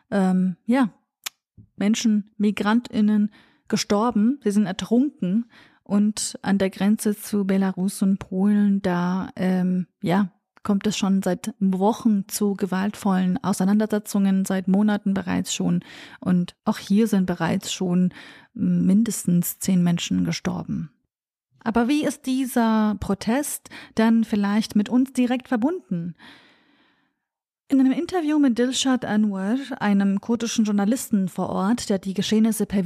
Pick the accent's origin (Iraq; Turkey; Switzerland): Iraq; Sulaymaniyah, Sulaymaniyah Governorate; Es handelt sich hier natürlich auch um meine Heimatregion, meine Heimatstadt Slemani.